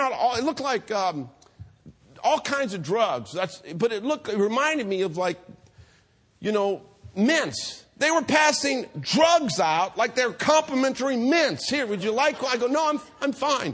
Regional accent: Hayward, California, United States; I grew up here in Hayward

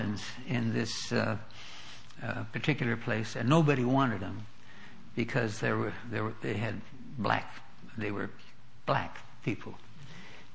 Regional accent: North Dakota, United States; moved away; We were raised in North Dakota.

